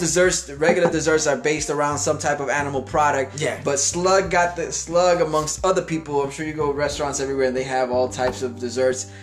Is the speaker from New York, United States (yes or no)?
yes; New York City, New York, United States; I, am from Little Italy